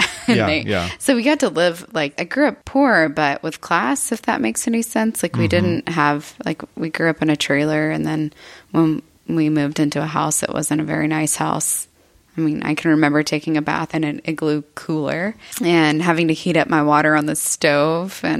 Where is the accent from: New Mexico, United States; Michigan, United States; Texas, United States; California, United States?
Texas, United States; Eagle Lake; I'm born and raised here in Texas. Mm-hmm. Uh, I grew up in Eagle Lake, Texas, which is a hunting and farming community.